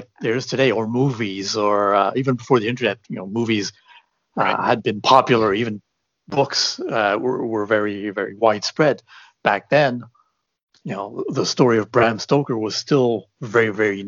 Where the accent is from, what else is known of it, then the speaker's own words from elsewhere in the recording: Canada; I'm Canadian